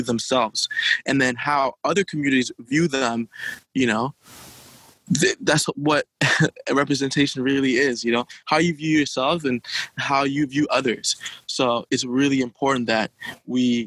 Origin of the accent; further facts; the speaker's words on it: Haiti; now in Ottawa, Canada; Being from Haiti, I've seen, you know, ever since I was a younger kid, growing up in Haiti